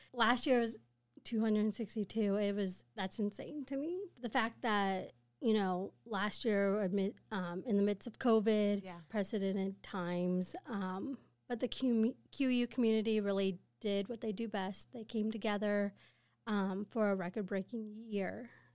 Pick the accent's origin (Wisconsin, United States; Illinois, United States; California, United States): Illinois, United States; Quincy; I grew up in Quincy